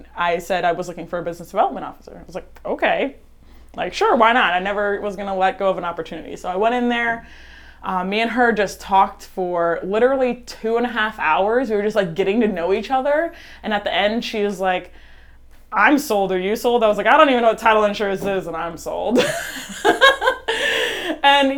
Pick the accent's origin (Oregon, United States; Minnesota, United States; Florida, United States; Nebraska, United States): Florida, United States; Jensen Beach; I'm born and raised in Jensen Beach, Florida, just 30 minutes up the coast from here